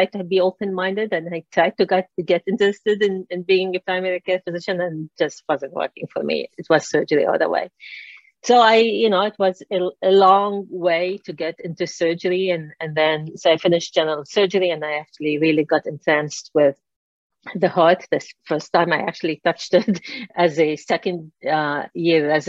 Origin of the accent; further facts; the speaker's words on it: Lebanon; moved away as an adult; I grew up in Lebanon.